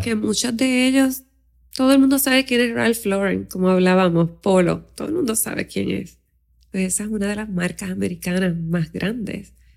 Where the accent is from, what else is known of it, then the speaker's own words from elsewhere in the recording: Aguadilla, Puerto Rico; now in San Juan metropolitan area, Puerto Rico; yo nací en Aguadilla, en un pueblo pequeño